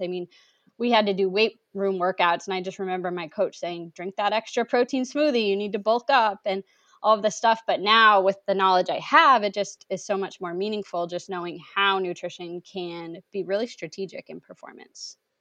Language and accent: English; New England, United States; I'm originally from New England